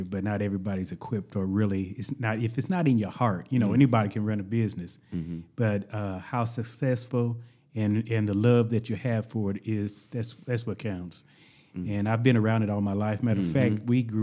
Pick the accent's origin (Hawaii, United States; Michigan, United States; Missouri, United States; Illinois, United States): Illinois, United States; Danville; I was born and raised in Danville.